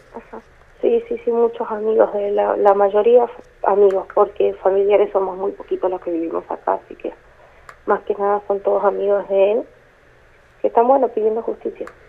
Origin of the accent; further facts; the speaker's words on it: Formosa, Argentina; now in Río Gallegos, Argentina; nosotros somos de Formosa, pero hace 11 años que vinimos